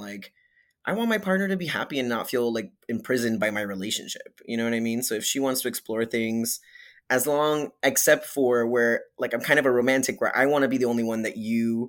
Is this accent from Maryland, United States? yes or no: no; Hialeah, Florida, United States; moved away as an adult; also born or lived in Kendall, Florida; now in New York, United States; I was born in Miami and I was raised in like Hialeah and then a place called Kendall